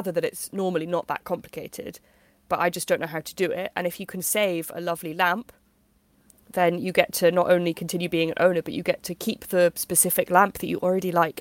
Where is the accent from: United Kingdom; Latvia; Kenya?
United Kingdom; We're British after all.